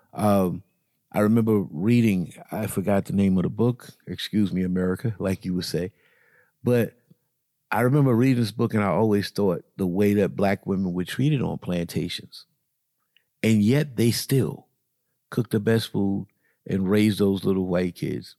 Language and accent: English; the South, United States; moved away as an adult; also born or lived in New York City / Buffalo; we grew up in the South